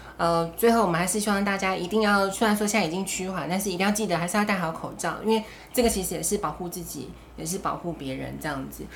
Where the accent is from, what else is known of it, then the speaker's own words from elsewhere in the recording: Taiwan; 我们台湾人